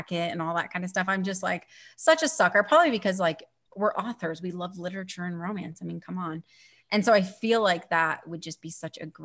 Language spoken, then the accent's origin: English; Chicago, Illinois, United States; moved away as an adult; now in Denver, United States; I'm originally from Chicago